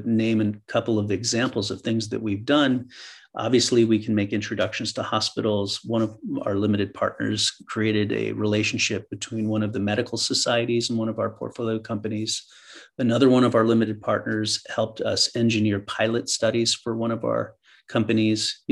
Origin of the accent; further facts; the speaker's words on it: New York, United States; moved away as an adult; also born or lived in East Coast; now in San Francisco, United States; I was born in New York, raised on the East Coast, went to school on the East Coast